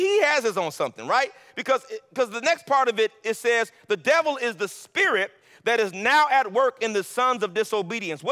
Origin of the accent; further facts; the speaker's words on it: Los Angeles, California, United States; moved away; I'm from L.A.